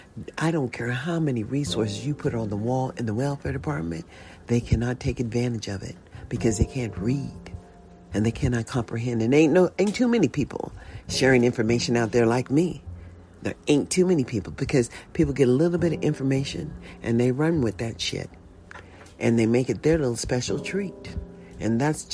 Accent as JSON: {"language": "English", "country": "United States", "tie": "born or raised there", "also_born_or_lived": "Nevada", "said": "I was born in a USA"}